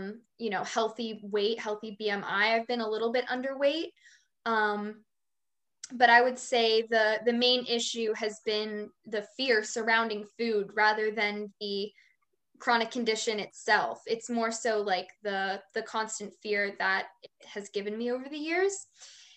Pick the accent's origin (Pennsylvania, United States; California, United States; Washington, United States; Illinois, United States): Pennsylvania, United States; right outside of Philadelphia; I'm from Pennsylvania, right outside of Philadelphia